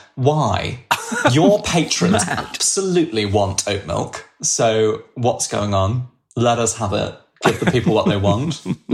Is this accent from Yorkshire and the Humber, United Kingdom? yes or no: no; London, United Kingdom; Oh, sorry, I'm from London.